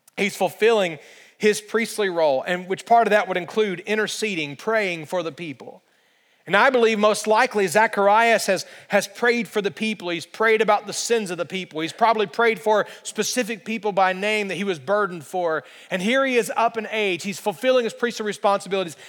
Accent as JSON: {"language": "English", "region": "central Alabama", "country": "United States", "tie": "born or raised there", "moved": "yes", "said": "I grew up in the state of Alabama, and in central Alabama, it just does not snow"}